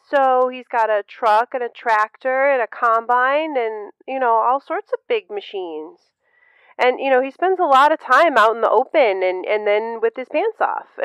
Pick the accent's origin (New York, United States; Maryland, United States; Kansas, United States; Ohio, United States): Kansas, United States; I'm from Kansas.